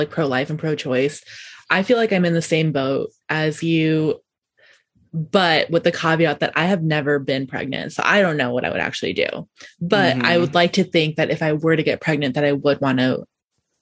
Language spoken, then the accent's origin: English; Nebraska, United States; now in Philadelphia, United States; growing up in Nebraska